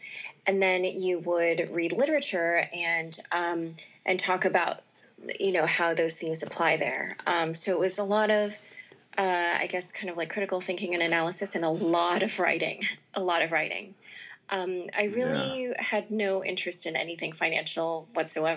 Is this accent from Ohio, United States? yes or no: yes; Northeast Ohio, United States; moved away as an adult; also born or lived in Youngstown, Ohio / Cleveland area, Ohio / Stanford, California; I grew up in Northeast Ohio